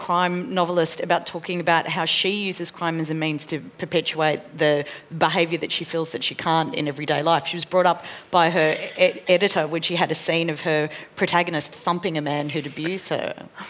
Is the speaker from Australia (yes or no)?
yes; Australia; And certainly as an Australian audience, like our understanding of criminality in Mexico is about the drug cartels